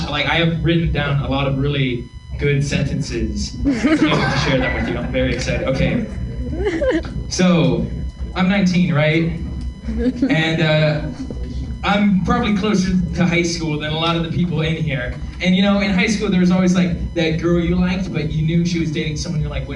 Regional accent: Sonoma County, California, United States; we're from Sonoma County

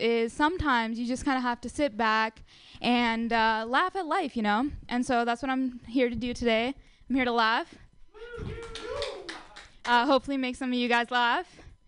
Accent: India; now in United States; I'm Indian

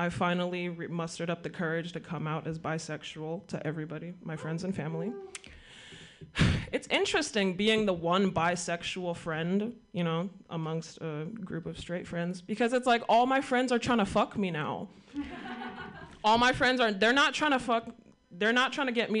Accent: Sacramento, California, United States; I'm from Sacramento, and Sacramento is one of the most ethnically diverse cities

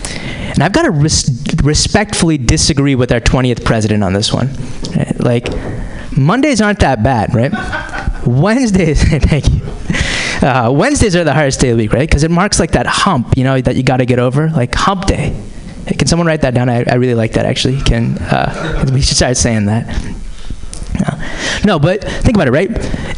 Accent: Boston, Massachusetts, United States; But I am from the Boston area originally.

